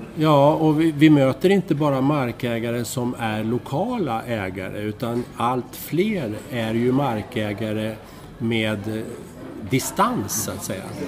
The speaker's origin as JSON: {"language": "Swedish", "town": "Strängnäs", "region": "Södermanland", "country": "Sweden", "tie": "born or raised there", "said": "jag växte upp i eh, Strängnäs"}